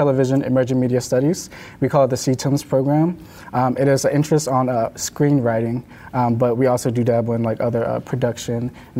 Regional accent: Pittsburgh, Pennsylvania, United States; So I'm from Pittsburgh, Pennsylvania.

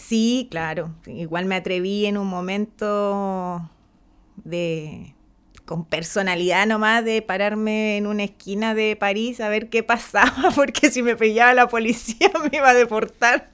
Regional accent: San Clemente, Maule, Chile; mi pueblo, San Clemente, es un espacio bastante que se caracteriza por, la mujer temporera que trabaja el campo

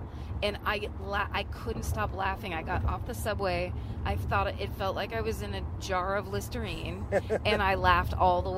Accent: California, United States; I'm from California.

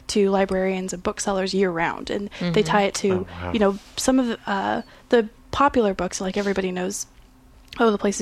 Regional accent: Idaho, United States; I grew up in Idaho

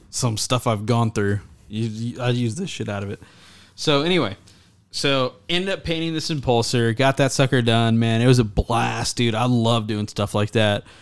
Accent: Texas, United States; I'm from Texas

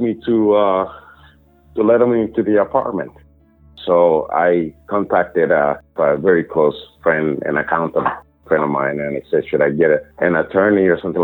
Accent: Cuba; now in United States; I came from Cuba, right? Cuba is a communist country

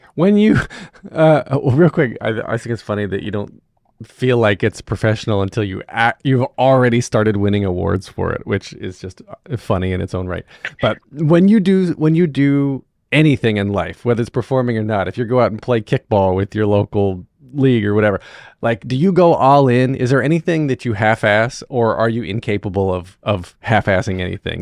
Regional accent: North Wilkesboro, North Carolina, United States; I grew up um, in North Wilkesboro

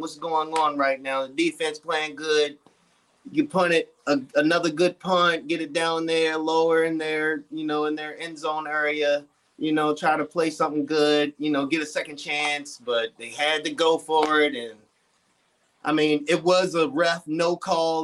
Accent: Baltimore, Maryland, United States; now in Rockville, United States; I'm from Baltimore

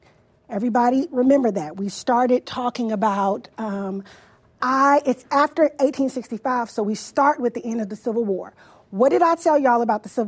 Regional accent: the South, United States; I grew up in the South.

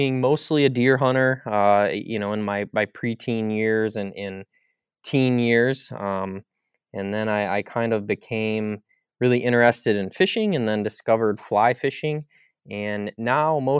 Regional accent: Michigan, United States; I grew up in Musings, Michigan, about 30 miles south of Traverse City in Michigan's northern lower peninsula.

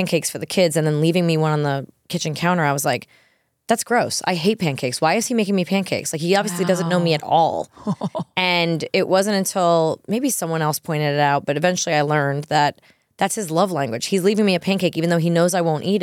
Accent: New York, United States; being a New Yorker

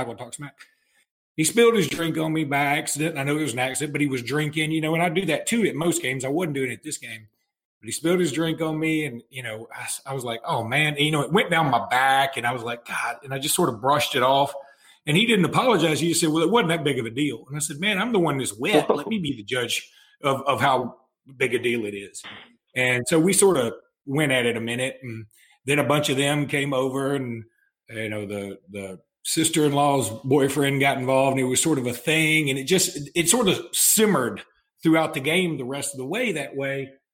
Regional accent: Alexander City, Alabama, United States; I was born and raised in Ellic City

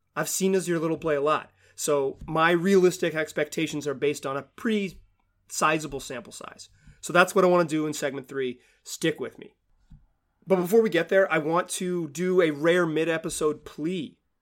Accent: Chapel Hill, North Carolina, United States; I am born and raised in Chapel Hill, North Carolina

